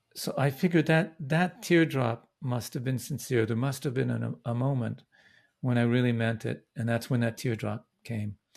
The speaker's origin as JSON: {"language": "English", "town": "Vancouver", "region": "British Columbia", "country": "Canada", "tie": "born or raised there", "moved": "yes", "lives_now": "Brooklyn, United States", "said": "I was born in Vancouver."}